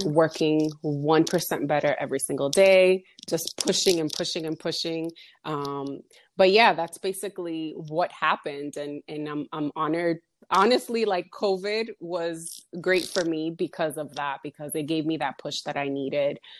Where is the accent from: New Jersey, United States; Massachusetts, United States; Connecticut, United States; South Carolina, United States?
Massachusetts, United States; also born or lived in Dominican Republic; I'm from the Dominican Republic. I was born there, but I was raised in Massachusetts.